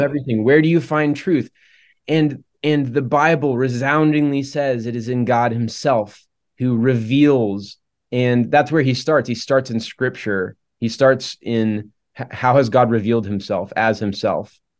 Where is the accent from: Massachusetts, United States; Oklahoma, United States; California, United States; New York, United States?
Oklahoma, United States; moved away as an adult; also born or lived in Charlotte, North Carolina; I grew up in Oklahoma